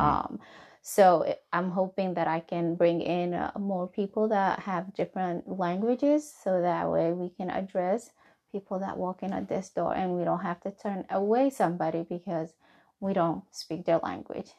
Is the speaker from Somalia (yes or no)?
yes; Somalia; English is a second language; now in Hebron, Kentucky, United States; I am from Somali